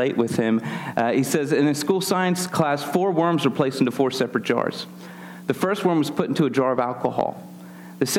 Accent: Philadelphia, Pennsylvania, United States; moved away; I'm actually born and raised in the Philadelphia area

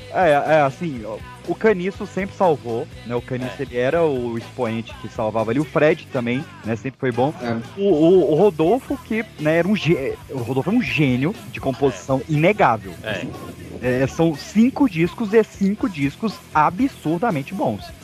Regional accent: Brasília, Federal District, Brazil; minha terrinha. Vocês permitem eu puxar minha terrinha? terrinha Brasília aqui

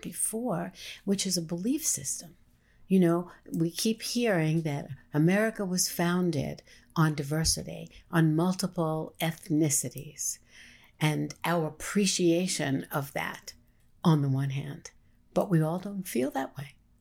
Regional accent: New York City, New York, United States; as a New Yorker present, um, in New York during nine eleven

